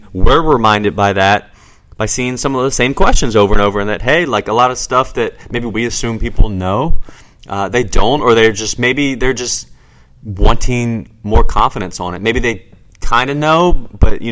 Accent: Newport News, Virginia, United States; I'm from Newport News

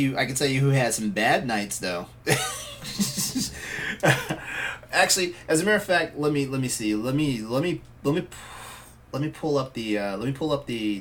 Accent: Texas, United States; moved away; I grew up in Texas and stuff like that, and I told myself at one point I probably would move back to Texas

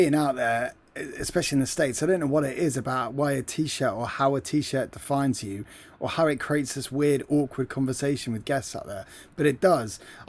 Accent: United Kingdom; No, I didn't go to Penn State, so no, I'm British

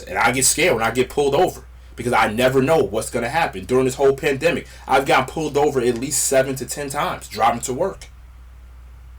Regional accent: Westwood, New Jersey, United States; I grew up in Westwood, New Jersey.

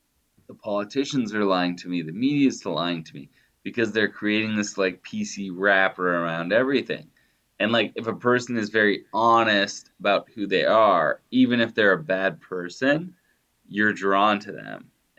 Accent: Ohio, United States; I grew up in Ohio, I saw lots of kids with a mullet.

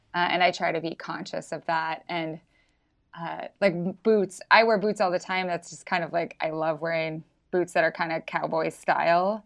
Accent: Idaho, United States; also born or lived in Brooklyn; now in Missoula, United States; I was from Idaho

